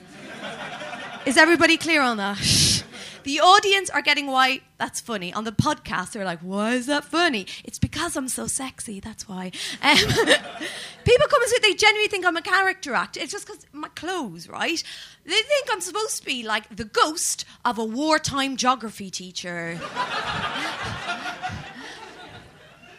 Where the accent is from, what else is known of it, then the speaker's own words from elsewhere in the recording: Ireland; as an Irish person